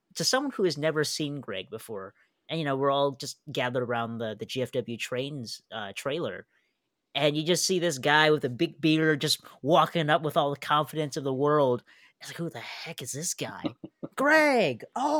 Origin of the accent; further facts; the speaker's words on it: Long Island, New York, United States; Maddie C and I was the guys from Long Island